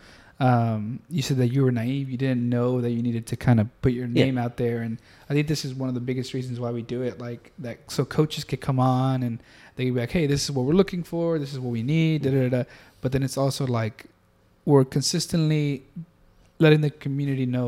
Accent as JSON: {"language": "English", "country": "Mexico", "said": "I'm from Mexico"}